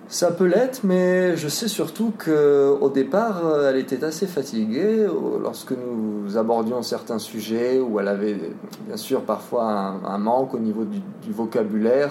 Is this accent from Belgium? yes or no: no; France; moved away as an adult; now in Poland; j'ai 23 euh, ans, je suis français.